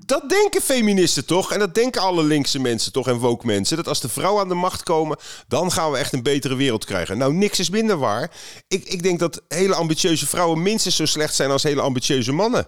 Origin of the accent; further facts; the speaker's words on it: Netherlands; Dan zeg ik nou Nederland